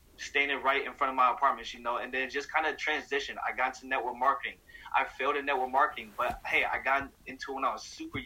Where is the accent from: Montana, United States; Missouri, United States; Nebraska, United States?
Missouri, United States; St. Louis; also born or lived in Bay Area; my hometown, Missouri